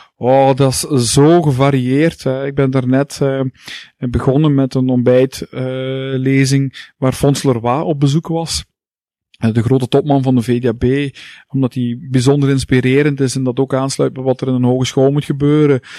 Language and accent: Dutch; Heusden-Zolder, Flanders, Belgium; now in Hasselt, Belgium; ik ben geboren in Heusden Zolder, Boekzolder